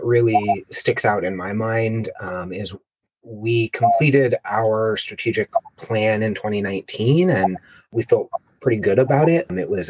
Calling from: Albany, California, United States; I'm calling in from Leash Annalone territory, also known as Albany, California.

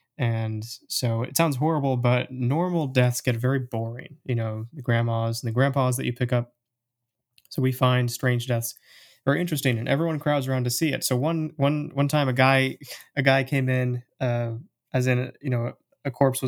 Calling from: Portland, Oregon, United States; I'm here from Portland, Oregon, the land of the hipsters and incredibly expensive coffee.

